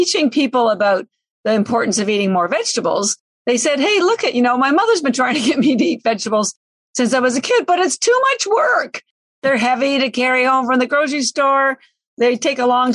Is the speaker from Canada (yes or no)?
yes; Canada; now in Boston, United States; I'm Canadian, but I live in Boston